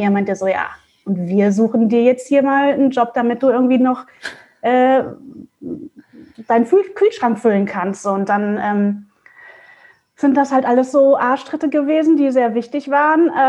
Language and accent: German; Mönchengladbach, North Rhine-Westphalia, Germany; now in Hamburg, Germany; ich bin halt äh, aus NRW, also aus Mönchengladbach, hier nach Hamburg gezogen und hat, kannte halt hier auch keinen Schwein sozusagen.